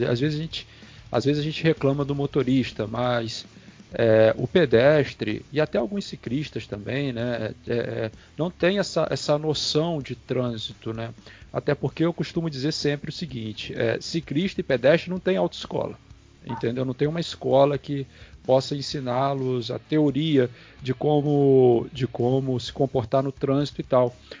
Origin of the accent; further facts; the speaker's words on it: Campos dos Goytacazes, Rio de Janeiro, Brazil; eu moro aqui em Campos, né? Eu sou daqui de Campos